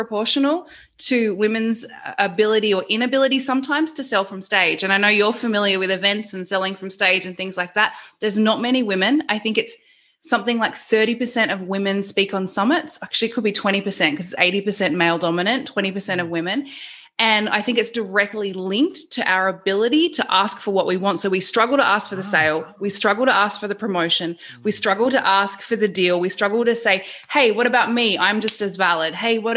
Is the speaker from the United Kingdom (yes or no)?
no; Queensland, Australia; I'm from Queensland.